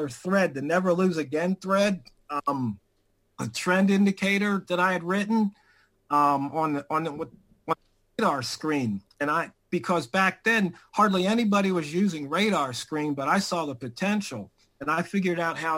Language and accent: English; Washington, District of Columbia, United States; I grew up in Washington, D.C., Southeast